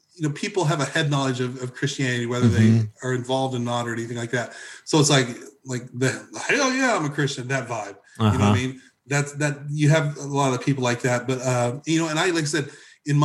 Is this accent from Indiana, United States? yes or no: yes; Evansville, Indiana, United States; moved away as an adult; also born or lived in Southern California / Nashville, Tennessee; now in Tennessee, United States; I grew up in Southern Indiana, Southwestern Indiana, okay, specifically the Evansville area, Indiana area